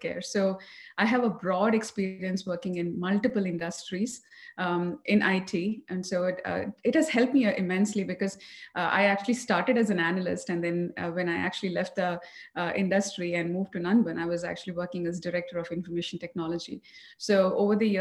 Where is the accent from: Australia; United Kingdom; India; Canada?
India; Coimbatore, Tamil Nadu; moved away as an adult; also born or lived in New Orleans, United States / Columbus, Ohio, United States; now in Dallas, United States; I'm born and raised in Tamil Nadu, Coimbatore.